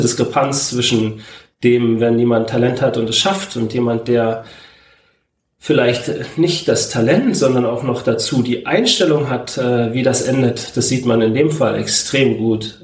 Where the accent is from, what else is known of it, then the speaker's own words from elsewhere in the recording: Zeuthen, Brandenburg, Germany; also born or lived in Berlin; Ich bin in Zeugen zur Schule gegangen